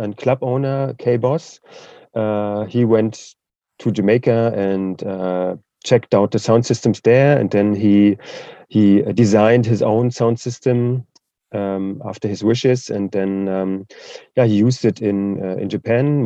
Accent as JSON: {"language": "English", "region": "eastern Germany", "country": "Germany", "tie": "born or raised there", "second_language": "English", "said": "So I'm from Eastern Germany"}